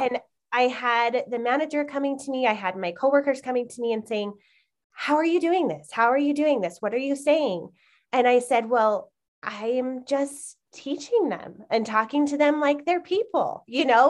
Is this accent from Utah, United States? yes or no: yes; Utah, United States; I've been born and raised in Utah.